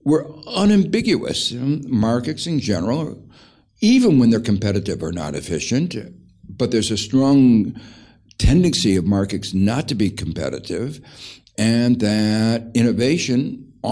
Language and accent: English; Gary, Indiana, United States; I grew up in Gary, Indiana, which was a place where it was marked by extremes of inequality